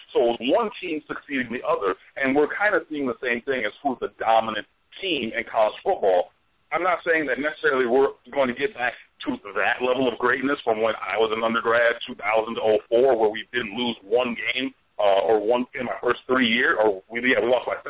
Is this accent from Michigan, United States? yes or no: yes; Detroit, Michigan, United States; And I'm going to throw in a quick plug, because if you don't know, I'm from Detroit